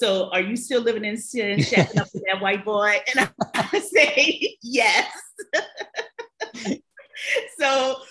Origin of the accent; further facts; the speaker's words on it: New Orleans, Louisiana, United States; also born or lived in Paris; I am originally from New Orleans